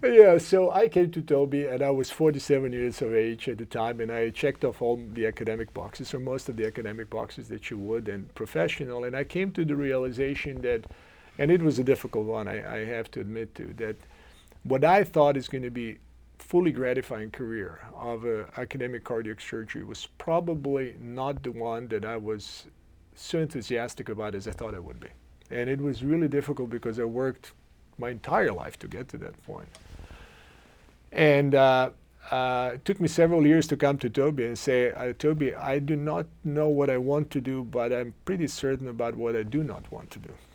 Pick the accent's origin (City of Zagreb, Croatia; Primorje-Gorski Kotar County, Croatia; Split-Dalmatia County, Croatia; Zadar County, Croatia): City of Zagreb, Croatia; Zagreb; English is a second language; moved away as an adult; now in Cleveland, United States; I come from uh, Zagreb, Croatia, and I grew up with, uh, uh, with my uh, immediate family.